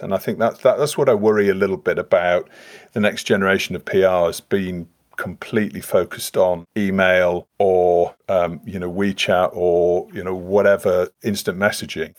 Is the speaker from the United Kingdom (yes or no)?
yes; Leeds, Yorkshire and the Humber, United Kingdom; I'm, I'm from Leeds